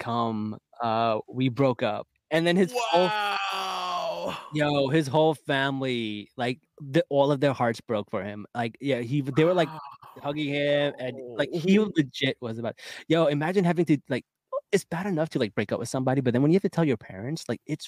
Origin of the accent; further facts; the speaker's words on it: New Jersey, United States; I'm from Jersey